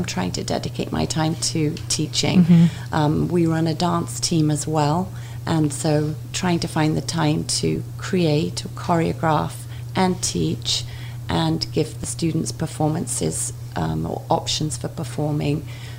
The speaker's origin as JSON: {"language": "English", "region": "England", "country": "United Kingdom", "tie": "born or raised there", "moved": "as an adult", "lives_now": "Kalamazoo, United States", "said": "I grew up in England. My education is mainly from England."}